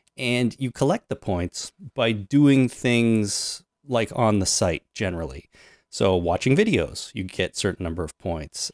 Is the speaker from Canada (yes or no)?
yes; Canada; I'm Canadian